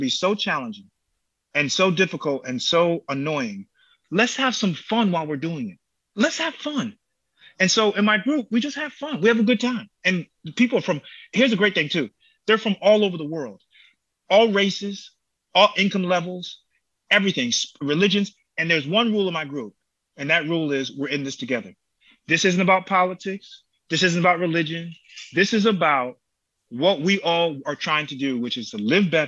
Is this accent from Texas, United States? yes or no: no; Connecticut, United States; I'm from Connecticut.